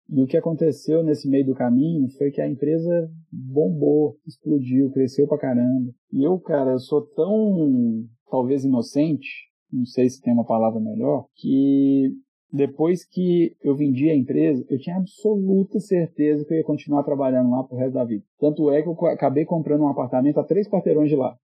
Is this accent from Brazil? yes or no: yes; Belo Horizonte, Minas Gerais, Brazil; Eu sou de BH